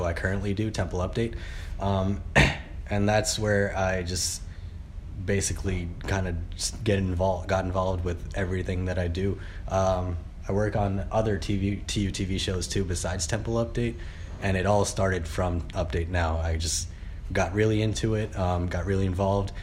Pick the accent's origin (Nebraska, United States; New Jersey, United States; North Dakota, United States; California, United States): New Jersey, United States; South Brunswick; also born or lived in New York / Pakistan; I grew up mainly in New Jersey, from South Brunswick, Central Jersey